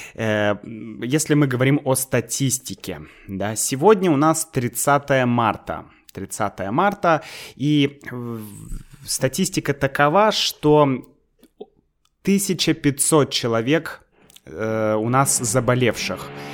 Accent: Saint Petersburg, Russia; moved away as an adult; now in Moscow, Russia; я сам из Санкт-Петербурга

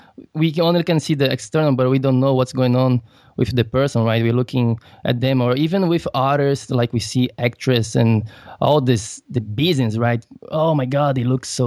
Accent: Brazil; I am from Brazil

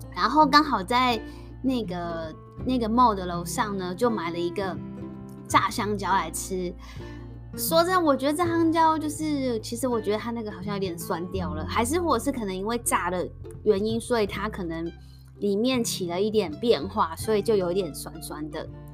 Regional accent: Taiwan; accent: Taiwanese Mandarin; now in Singapore; 我们台湾国语

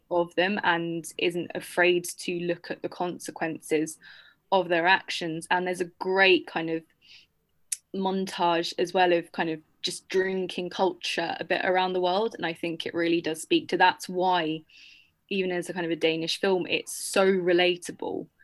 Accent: United Kingdom; as a Brit

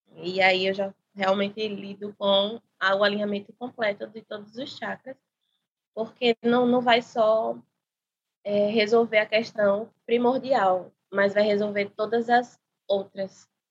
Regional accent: Maceió, Alagoas, Brazil; sou de Maceió

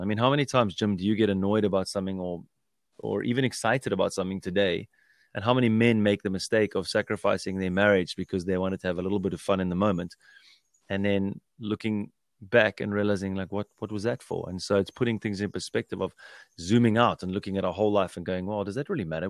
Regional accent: South Africa; growing up in South Africa with my parents

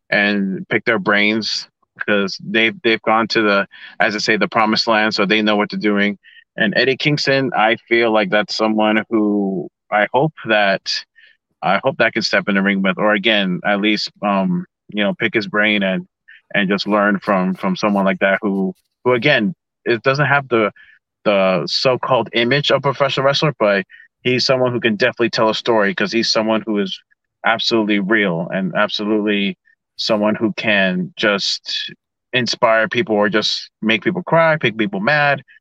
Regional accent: Ecuador; getting to wrestle in in in my home country of Ecuador

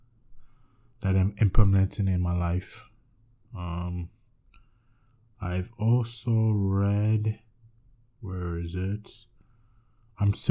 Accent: New York, United States; I'm from the United States, New York

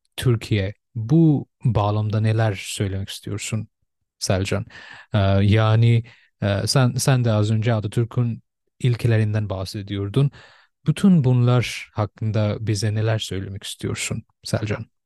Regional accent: Bangladesh; Turkish is a second language; now in Turkey; ben bir Bangladeşli olmama rağmen ve sonrasından Türkçe e, öğrendiğime rağmen

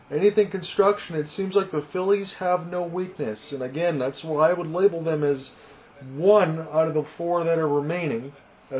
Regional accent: Detroit, Michigan, United States; I'm from Detroit

